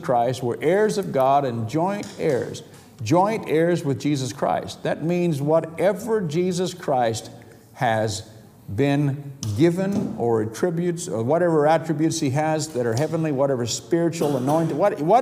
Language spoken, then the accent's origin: English; United States; now in United Kingdom; I'm an American citizen